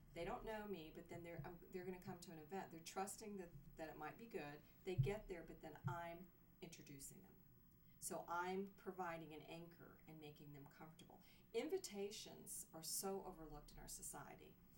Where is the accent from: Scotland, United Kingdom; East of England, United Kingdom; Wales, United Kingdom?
Scotland, United Kingdom; I'm Scottish